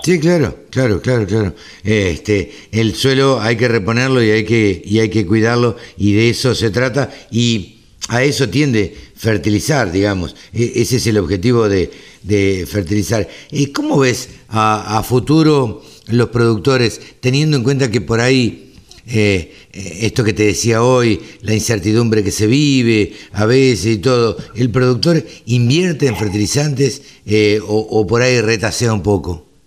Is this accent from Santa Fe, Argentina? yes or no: no; Maipú, Buenos Aires Province, Argentina; born or raised there